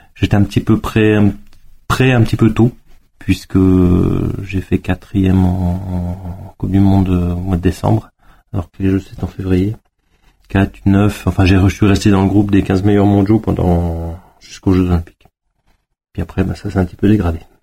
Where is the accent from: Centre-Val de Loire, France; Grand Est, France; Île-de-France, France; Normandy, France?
Grand Est, France; Gérardmer; moved away as an adult; now in Savoie, France; je suis Vosgien d'origine, de Gérardmer